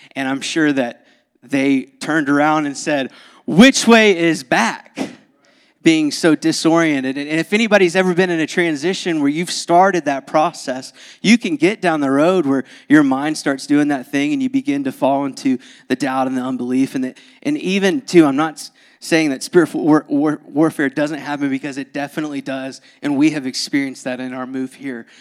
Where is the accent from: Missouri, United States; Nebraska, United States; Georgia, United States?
Georgia, United States; moved away; born and raised in Georgia